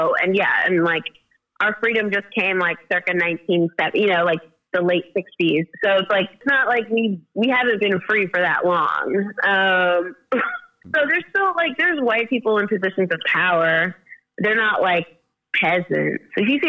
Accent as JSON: {"language": "English", "region": "Ontario", "country": "Canada", "tie": "born or raised there", "also_born_or_lived": "Kenya / Vancouver / Charleston", "said": "I got to America via Canada. So I actually grew up in, well, part-time in Ontario, like a small town outside of Toronto. And then I moved to Vancouver when I was 5."}